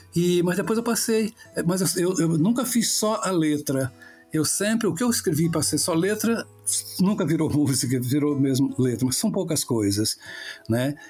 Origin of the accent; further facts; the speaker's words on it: Paraty, Rio de Janeiro, Brazil; also born or lived in São Paulo; eu sou nascido e criado aqui em Paraty